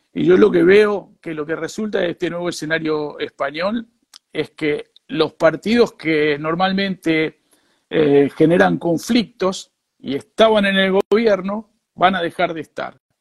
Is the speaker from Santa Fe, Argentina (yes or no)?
yes; Rosario, Santa Fe, Argentina; moved away as an adult; also born or lived in Madrid, Spain; now in Valencia, Spain; yo nací en Rosario y toda mi vida, eh, desde los 21 años, estuve en Madrid.